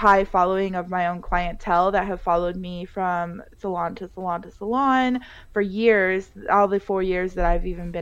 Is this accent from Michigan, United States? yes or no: no; Colorado, United States; moved away as an adult; now in Las Vegas, United States; I was born and raised in Colorado.